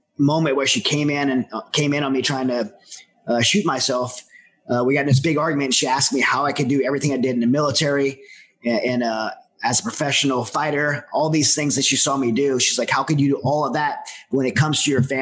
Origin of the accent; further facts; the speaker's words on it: Southern Louisiana, United States; I'm from Southern Louisiana